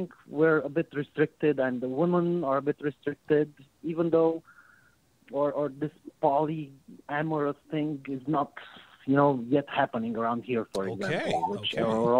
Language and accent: English; Romania; I'm from Romania.